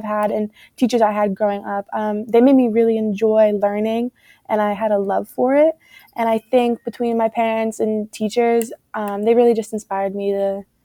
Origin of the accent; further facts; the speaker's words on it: Pittsburgh, Pennsylvania, United States; I'm actually from Pittsburgh, so in PA still